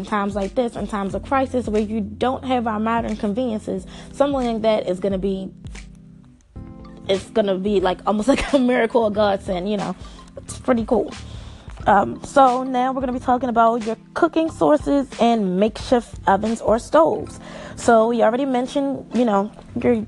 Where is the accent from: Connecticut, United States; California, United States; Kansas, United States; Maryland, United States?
Maryland, United States; I'm from Maryland